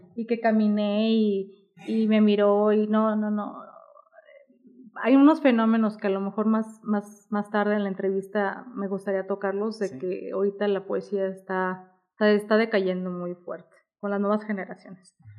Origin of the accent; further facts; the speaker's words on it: Guadalajara, Jalisco, Mexico; yo soy de aquí de Guadalajara